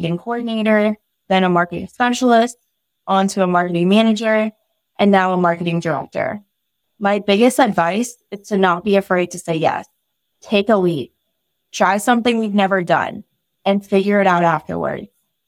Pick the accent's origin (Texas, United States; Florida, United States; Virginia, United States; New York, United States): Virginia, United States; also born or lived in Mountain View, United States; I was born in Mountain View, California, home of Google headquarters, and moved around a good bit throughout my childhood, eventually landing in Southern Virginia, in the Hampton Roads area.